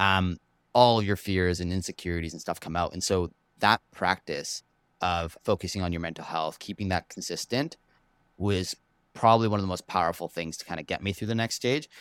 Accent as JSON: {"language": "English", "town": "Vancouver", "region": "British Columbia", "country": "Canada", "tie": "born or raised there", "also_born_or_lived": "Toronto", "said": "Packed my bags when I was one with the parents and moved over to Vancouver and basically lived here my whole life"}